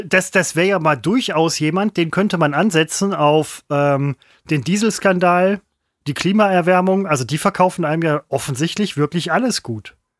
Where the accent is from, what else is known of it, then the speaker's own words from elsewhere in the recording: Germany; moved away; da, wo ich herkomme, wo ich gebürtig herkomme, aus Heidhausen